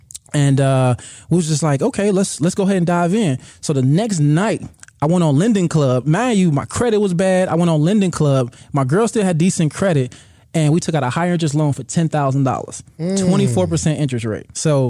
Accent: Chicago, Illinois, United States

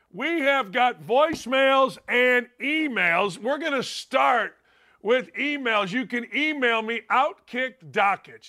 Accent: outside Chicago, Illinois, United States; I grew up outside Chicago

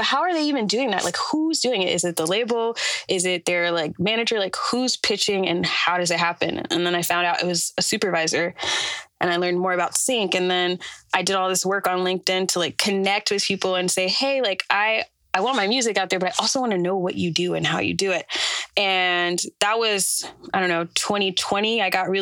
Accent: Atlanta, Georgia, United States; moved away as an adult; now in New York, United States; I'm from Atlanta

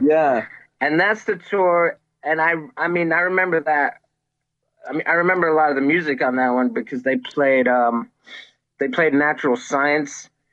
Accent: Reston, Virginia, United States; I grew up in um, in Northern Virginia. I grew up in Reston, Virginia

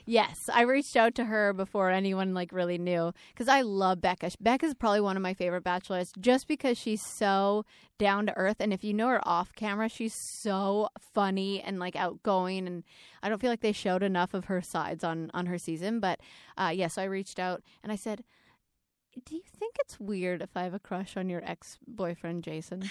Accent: Alberta, Canada; moved away; I grew up in Alberta, in Canada

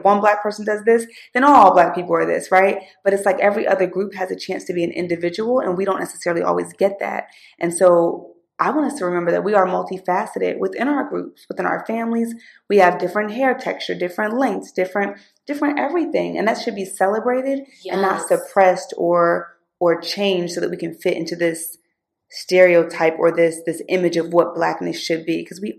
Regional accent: Philadelphia, Pennsylvania, United States; accent: Valley girl; to a predominantly white school, and I got sent to a all black public school in Philly. Okay. Now, my accent, I sound like a Valley girl.

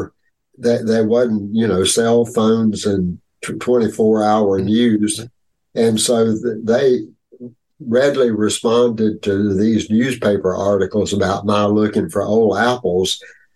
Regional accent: North Carolina, United States; born or raised there

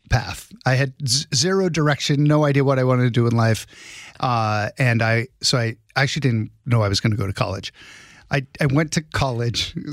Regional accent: Prescott, Arizona, United States; Arizona, Prescott, yep. Arizona. Prescott. And Prescott, like biscuit.

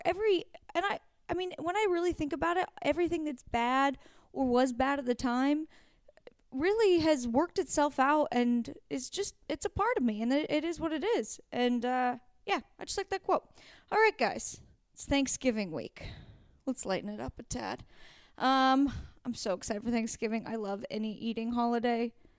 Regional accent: Oregon, United States; moved away; I grew up in Oregon where, like, we had crappy weather

